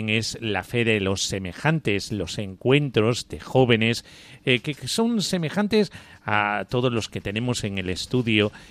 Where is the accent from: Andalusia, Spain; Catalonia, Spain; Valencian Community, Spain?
Valencian Community, Spain; Orihuela; soy también de Orihuela